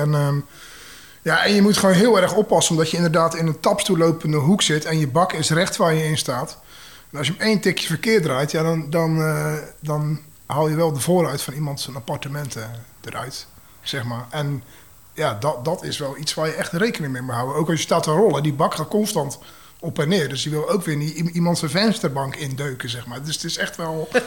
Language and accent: Dutch; Zeeland, Netherlands; also born or lived in Tilburg; now in Maastricht, Netherlands; Ik kom uit Zeeland en ik woon eh, bijna 17 jaar in Maastricht.